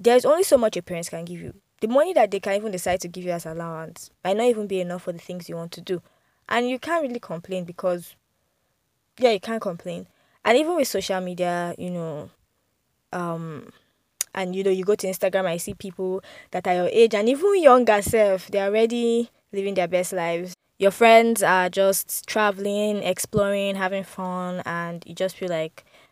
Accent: Abuja, Federal Capital Territory, Nigeria; also born or lived in Lagos; although I grew up in Abuja, I did my primary, I did my secondary school here.

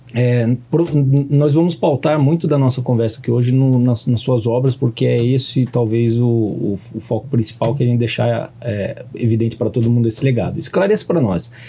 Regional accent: Piracicaba, São Paulo, Brazil; lá na minha cidade eu venho de Piracicaba, lá no interior de São Paulo

